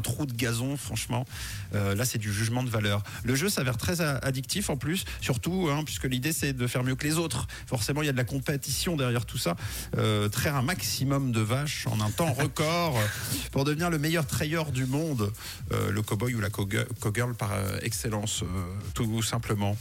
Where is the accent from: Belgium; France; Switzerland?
Switzerland; chez nous en Suisse